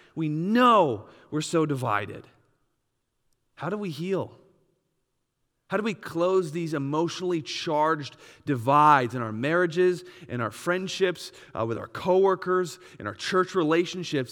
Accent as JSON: {"language": "English", "region": "Wisconsin", "country": "United States", "tie": "born or raised there", "said": "I grew up in Wisconsin"}